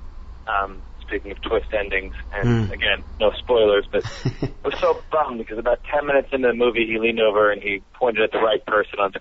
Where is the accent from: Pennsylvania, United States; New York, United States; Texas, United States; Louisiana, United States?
Pennsylvania, United States; Philadelphia; moved away as an adult; also born or lived in Los Angeles, United States; I'm from Philadelphia and went to UCLA in Los Angeles to go for theater school